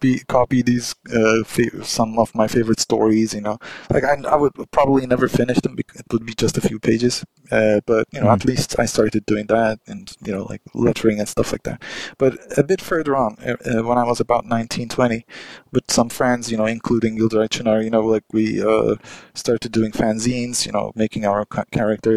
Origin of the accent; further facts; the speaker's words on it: Ankara, Turkey; English is a second language; my hometown, Ankara